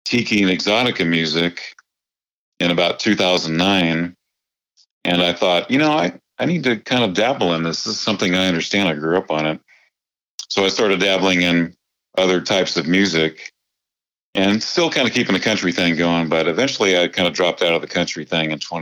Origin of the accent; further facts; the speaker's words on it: San Francisco, California, United States; moved away as an adult; now in Nashville, United States; I grew up in San Francisco playing in the bars, the Irish bars.